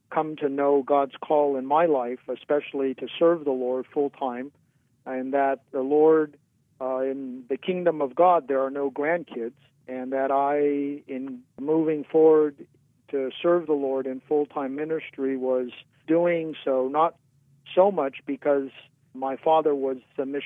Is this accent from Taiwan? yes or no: yes; Taiwan; Yeah, born and raised in Taiwan.